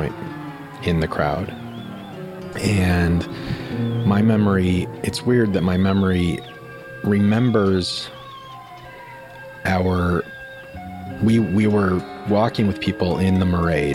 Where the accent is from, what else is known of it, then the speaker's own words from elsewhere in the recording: Denver, Colorado, United States; I was born in Denver in 1974